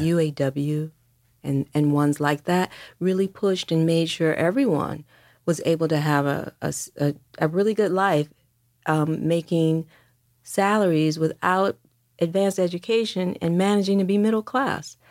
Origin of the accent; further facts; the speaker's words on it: Detroit, Michigan, United States; moved away as an adult; also born or lived in New York; I grew up in Detroit throughout the sixties and seventies.